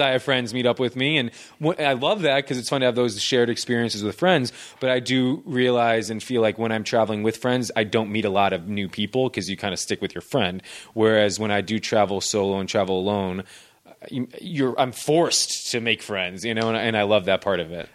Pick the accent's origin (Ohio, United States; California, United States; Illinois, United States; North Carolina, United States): Illinois, United States; Naperville; moved away as an adult; also born or lived in Boston; now in Los Angeles, United States; I'm originally from Naperville, Illinois.